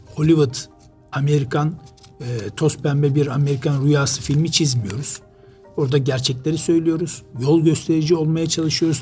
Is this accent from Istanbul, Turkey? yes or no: yes; Istanbul, Turkey; also born or lived in Rize / United Arab Emirates; aslen Rizeliyiz ama uzun yıllardan beri İstanbul'da